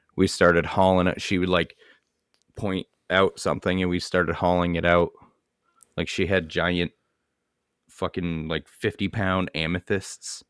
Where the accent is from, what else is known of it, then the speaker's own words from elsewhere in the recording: Maine, United States; moved away; I come from Maine.